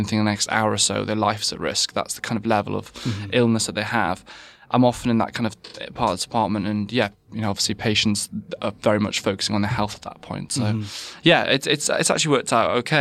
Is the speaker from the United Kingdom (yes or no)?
yes; West Wales, United Kingdom; I'm actually from West Wales. I grew up in a family that was completely not medical at all.